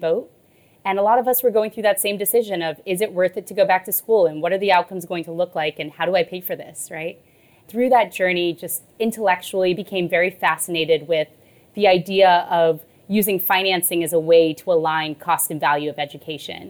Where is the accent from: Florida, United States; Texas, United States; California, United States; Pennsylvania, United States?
Texas, United States; I grew up in Texas